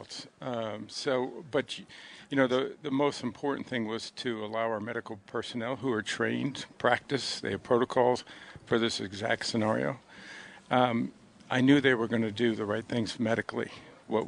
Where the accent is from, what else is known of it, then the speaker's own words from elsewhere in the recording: Western New York, United States; I'm proud to say I'm from Western New York